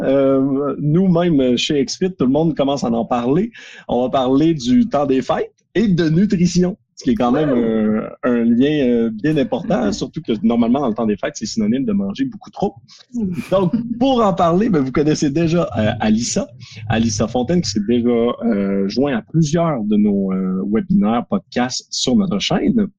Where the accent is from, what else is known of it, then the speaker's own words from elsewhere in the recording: Quebec, Canada; on est québécois